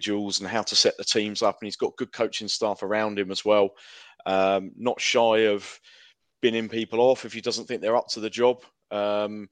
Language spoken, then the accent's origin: English; Dorking, South East England, United Kingdom; I'm from Dorking